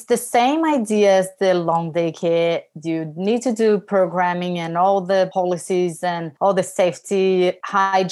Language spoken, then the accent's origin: English; Brazil; now in Australia; I am from Brazil. I moved here